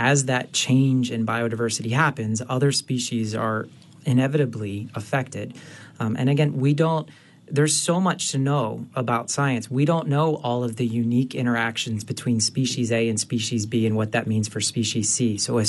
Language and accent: English; Northeastern U.S., United States; moved away; So I'm originally from the Northeastern U.S.